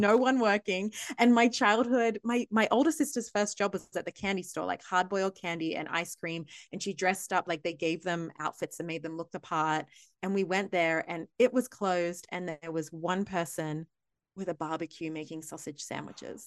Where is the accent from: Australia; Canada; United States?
Australia; accent: Australian